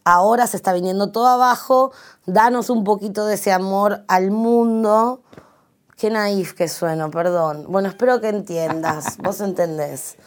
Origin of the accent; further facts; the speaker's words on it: Santiago del Estero, Argentina; el lugar que yo nací, que es en Santiago del Estero